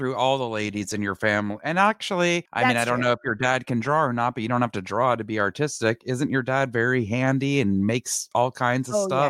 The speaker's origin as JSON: {"language": "English", "town": "Montreal", "region": "Quebec", "country": "Canada", "moved": "yes", "lives_now": "United States", "said": "I'm from Montreal, Quebec"}